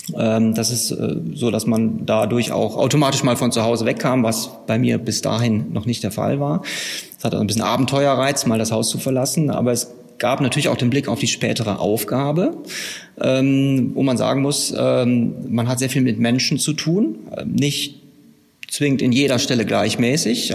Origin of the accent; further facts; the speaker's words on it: Herford district, North Rhine-Westphalia, Germany; Ich komme aus dem Kreis Herford in Westfalen.